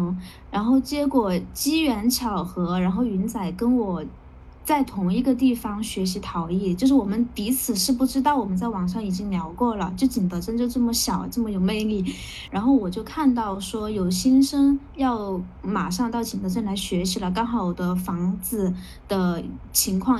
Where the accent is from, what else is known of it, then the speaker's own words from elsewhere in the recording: Guangdong, China; 真的要反省一下，身为一个广东人，居然没竟然没怎么穿过吊带。